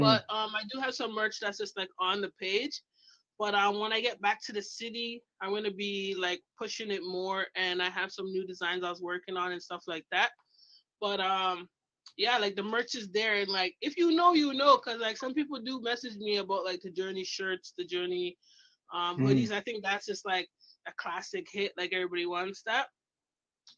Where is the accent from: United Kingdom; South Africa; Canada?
Canada; moved away; also born or lived in Toronto; I'm Canadian